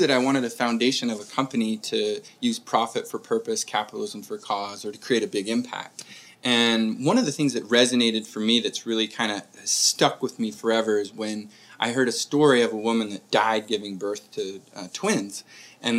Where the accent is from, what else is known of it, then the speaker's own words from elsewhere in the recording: Murray, Utah, United States; I grew up in Murray, Utah